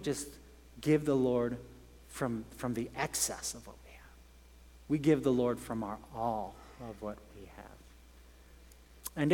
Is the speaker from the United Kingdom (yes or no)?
yes; England, United Kingdom; moved away; I grew up in England